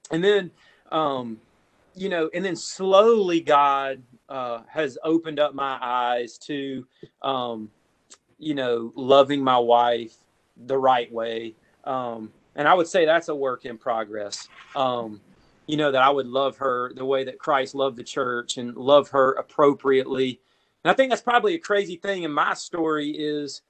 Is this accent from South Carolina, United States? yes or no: yes; South Carolina, United States; I grew up in South Carolina.